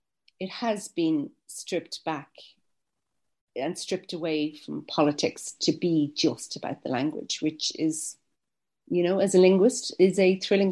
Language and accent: English; Ireland